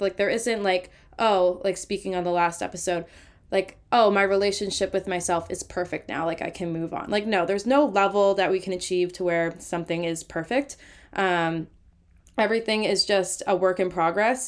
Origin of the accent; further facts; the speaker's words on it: Massachusetts, United States; I'm from Massachusetts, so I played mass hockey growing up.